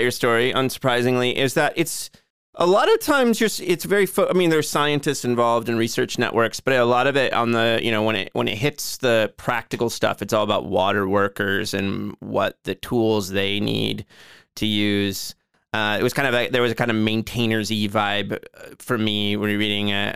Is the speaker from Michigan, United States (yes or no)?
no; Joliet, Illinois, United States; my hometown of Joliet.